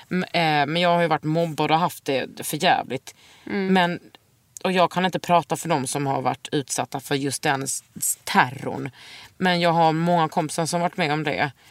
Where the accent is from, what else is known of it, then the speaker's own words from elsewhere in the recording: Blekinge, Sweden; accent: Blekinge dialect; Ja, Vår dialekt {S0} är svår. {S1} Ja, det är den. Mm. Blekiskan är fan eh, den